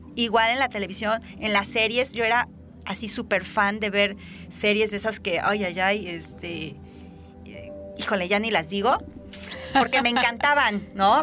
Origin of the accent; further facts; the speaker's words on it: Veracruz, Mexico; en nuestro estado que somos tan ricos en naturaleza, en diversidad